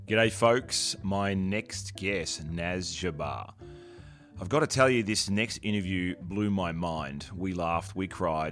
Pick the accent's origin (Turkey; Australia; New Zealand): Australia; as an Australian